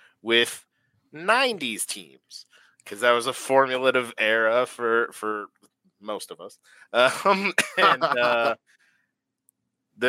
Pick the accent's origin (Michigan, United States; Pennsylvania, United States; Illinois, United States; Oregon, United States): Oregon, United States; I grew up in Oregon, so I have a connection to the Blazers